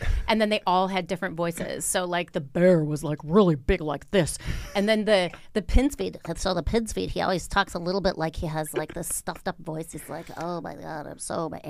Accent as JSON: {"language": "English", "region": "Wisconsin", "country": "United States", "said": "people can still hear that I'm from Wisconsin."}